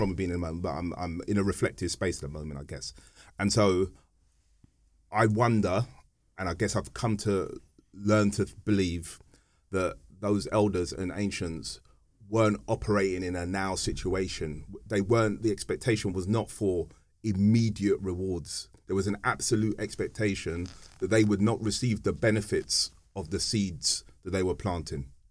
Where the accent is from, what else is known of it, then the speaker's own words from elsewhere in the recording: London, United Kingdom; we were born and bred in Hackney